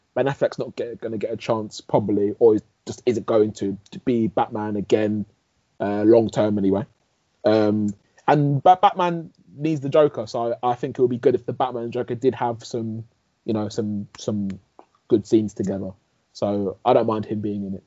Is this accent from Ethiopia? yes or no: no; England, United Kingdom; I was born here, grown up here